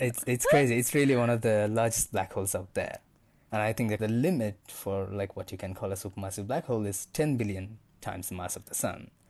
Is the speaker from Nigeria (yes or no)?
no; India; moved away as an adult; also born or lived in Cape Town, South Africa; now in Johannesburg, South Africa; I am originally from India.